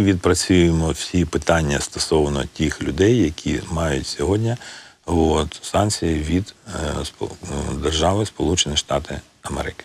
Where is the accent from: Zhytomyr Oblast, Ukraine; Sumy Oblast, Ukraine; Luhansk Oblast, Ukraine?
Luhansk Oblast, Ukraine; Luhansk; now in Kyiv, Ukraine; Я з Луганська